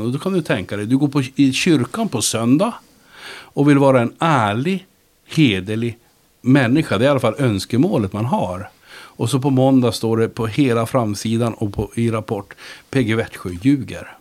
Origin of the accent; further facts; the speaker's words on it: Luleå, Norrbotten County, Sweden; Jag växte upp i Luleå